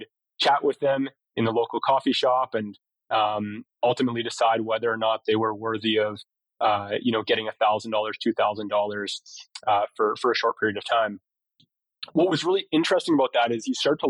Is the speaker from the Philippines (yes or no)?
no; Vancouver Island, British Columbia, Canada; moved away as an adult; also born or lived in Kitchener-Waterloo, Ontario / Victoria, British Columbia / Hong Kong; now in Calgary, Canada; So I was born in Kitchener-Waterloo at about 4 years old, though family and myself obviously moved to Vancouver Island.